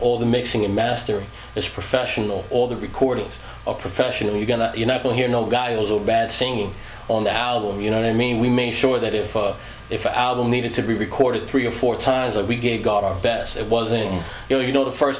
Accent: Long Island, New York, United States; I was from Long Island

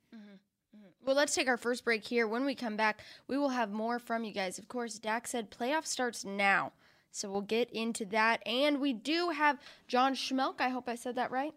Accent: New Mexico, United States; born or raised there; moved away; also born or lived in Colorado Springs, Colorado

